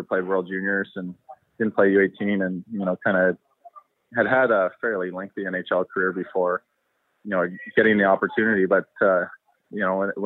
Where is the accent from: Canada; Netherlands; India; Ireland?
Canada; also born or lived in United States; I was born in the States and, you know, moved to Canada when I was about 8